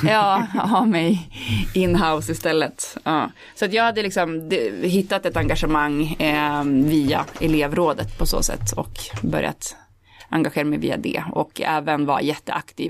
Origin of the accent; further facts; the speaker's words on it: Holmsund, Västerbotten County, Sweden; när jag växte upp, alltså i Homsund där jag kom ifrån